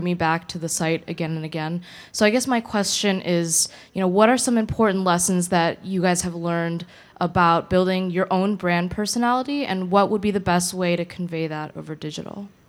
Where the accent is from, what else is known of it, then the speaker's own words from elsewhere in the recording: Chicago, Illinois, United States; moved away; I grew up in Chicago